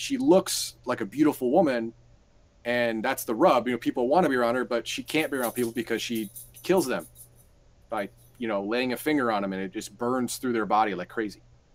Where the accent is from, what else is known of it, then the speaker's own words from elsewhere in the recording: United States; I'm American